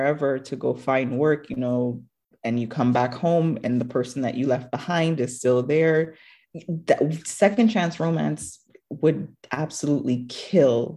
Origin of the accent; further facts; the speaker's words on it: Jamaica; moved away as an adult; now in United States; growing up in Jamaica